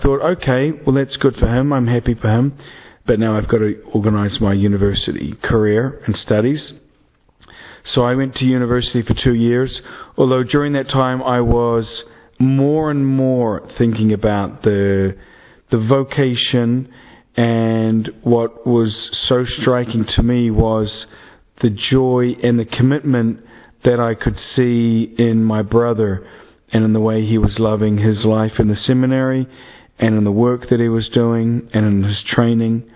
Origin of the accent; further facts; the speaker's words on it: Dunedin, Otago, New Zealand; moved away; I am a priest from Dunedin, New Zealand, which is the end of the earth, or as we like to think of it, the beginning of the world